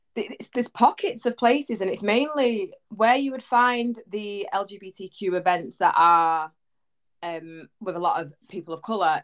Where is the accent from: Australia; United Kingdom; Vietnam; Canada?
United Kingdom; Manchester, North West England; accent: Manny; I'm from Manchester, so Oi! northwest.